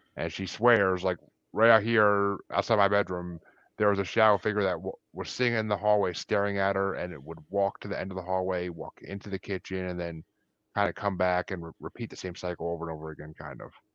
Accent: Kingston, New York, United States; moved away; I'm originally from New York, actually, but, I mean, still, it's the Northeast

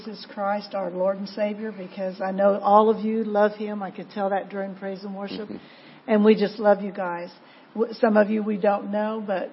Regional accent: Ransom, Kansas, United States; moved away; I was born and raised in Kansas

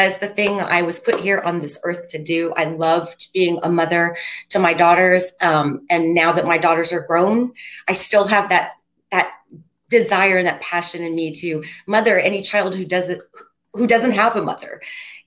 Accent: Wooster, Ohio, United States; moved away as an adult; now in Los Angeles, United States; I'm originally from Ohio, Worcester, Ohio, small town in Ohio. I've lived here for 34 years though

